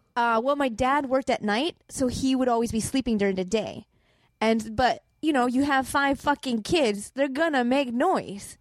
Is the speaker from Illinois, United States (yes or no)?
yes; Chicago, Illinois, United States; moved away; also born or lived in Boston; I grew up in Chicago